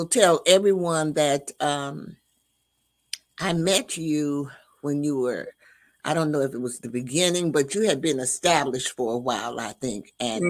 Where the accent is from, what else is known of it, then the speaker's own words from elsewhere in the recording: the South, United States; I'm from the South